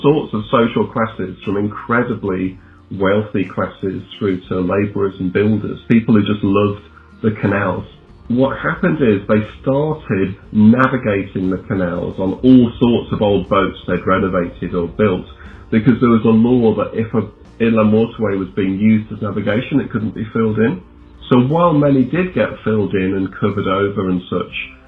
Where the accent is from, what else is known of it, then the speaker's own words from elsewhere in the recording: Manchester, North West England, United Kingdom; moved away as an adult; now in Bern, Switzerland; growing up in England in the 80s, 70s and 80s, as I grew up in Manchester, where there's absolutely loads of canals all around.